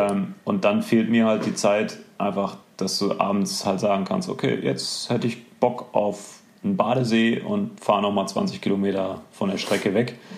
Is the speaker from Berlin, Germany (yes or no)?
no; near Dortmund, North Rhine-Westphalia, Germany; ich bin in der Nähe von Dortmund geboren